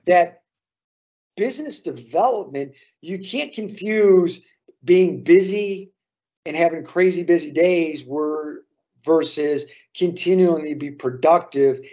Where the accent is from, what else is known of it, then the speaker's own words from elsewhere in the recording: Chicago, Illinois, United States; as a Chicagoan